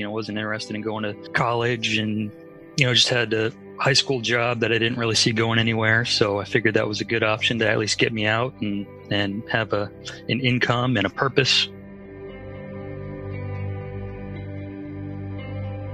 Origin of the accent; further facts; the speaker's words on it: Atlanta, Georgia, United States; also born or lived in Northern California, United States / Worcester, Massachusetts, United States; I did most of my growing up in Atlanta in the South. So I consider myself from the South